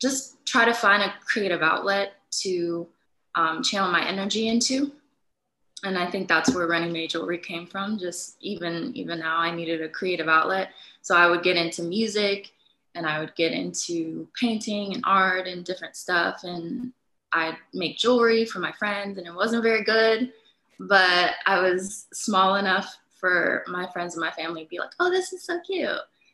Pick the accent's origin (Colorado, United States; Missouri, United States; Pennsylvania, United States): Pennsylvania, United States; Pittsburgh; moved away as an adult; also born or lived in Detroit, Michigan / Los Angeles, California; now in California, United States; I was born in Detroit. But then when my parents got married, I was maybe like one or something, we moved to Los Angeles, California. And I was there till about eight. And then we moved to Pittsburgh